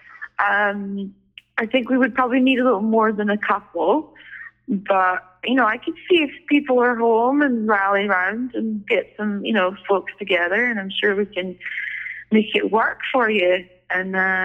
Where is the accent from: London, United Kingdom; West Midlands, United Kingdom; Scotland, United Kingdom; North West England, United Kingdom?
Scotland, United Kingdom; Aberdeen; back in my hometown of Aberdeen